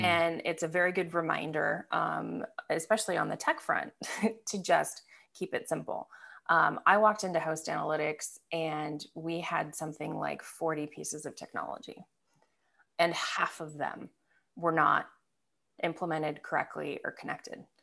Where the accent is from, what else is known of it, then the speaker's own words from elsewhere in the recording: Michigan, United States; also born or lived in Belgium / Scotland / Milwaukee; I grew up in Michigan, uh, so this is where my love of the Detroit Lions comes from. Uh, grew up in Michigan, I went to grade school there, high, high school there